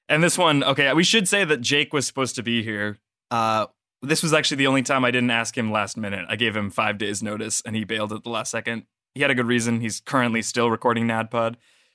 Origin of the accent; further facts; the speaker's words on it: the South, United States; It's just that we're from the South.